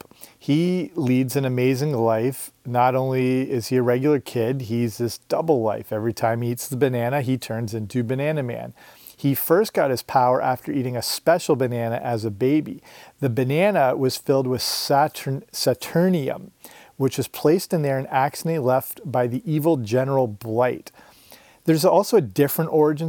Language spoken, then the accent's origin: English; Canada; also born or lived in Surrey, England; I'm Canadian and grew up near the border of the US